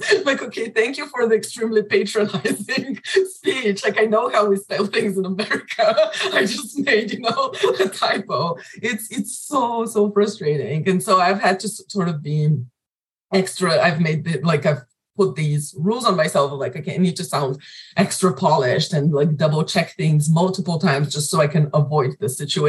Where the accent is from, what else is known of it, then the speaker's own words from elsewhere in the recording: Bulgaria; accent: Bulgarian; English is a second language; now in United States; When I first came to the US, obviously my accent was different. It was a little thicker, like a little more Bulgarian sounding.